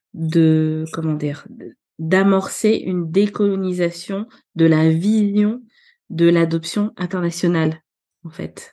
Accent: Libreville, Estuaire, Gabon; now in France; moi je suis née euh, à Libreville, euh, j'ai grandi au Gabon

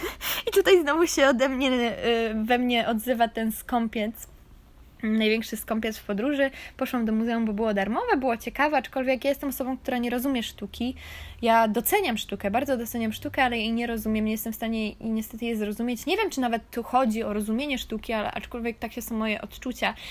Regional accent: Poland; moved away; jestem Polką i to był bardziej polski akcent

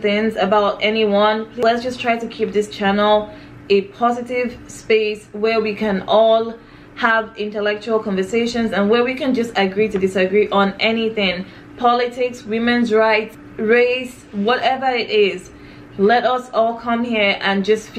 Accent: Nigeria; now in United States; I'm Nigerian

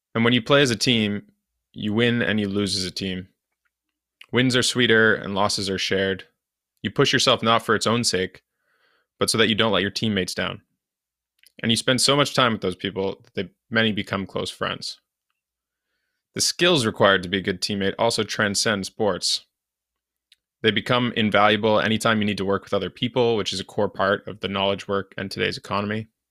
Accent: Canada; as a Canadian, hockey was my main winter sport

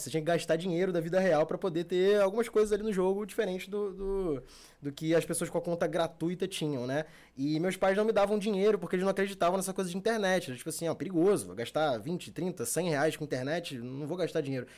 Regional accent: Rio de Janeiro, Brazil; also born or lived in Barra da Tijuca, Rio de Janeiro; eu sou da Zona Norte, Meia, Caxambi, aquela área ali. Hoje em dia eu tô morando aqui na Barra, mas sou criado é, na Zona Norte.

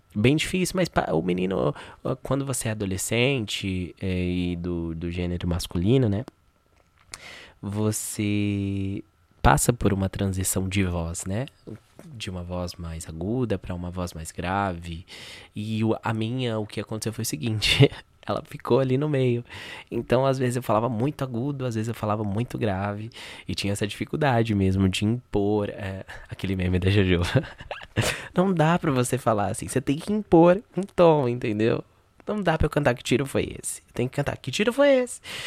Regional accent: São Paulo, Brazil; eu sou aqui da Zona Norte de São Paulo, né? Uh, da Brasilândia, mais precisamente. Nasci aqui, fui criado aqui

